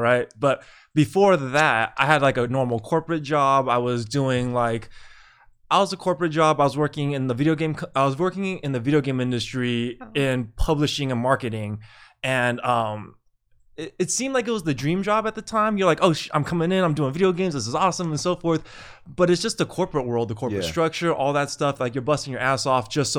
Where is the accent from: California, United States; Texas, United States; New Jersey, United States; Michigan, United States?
California, United States; Bay Area; also born or lived in Taiwan; I'm from the Bay Area, so I grew up there for the most part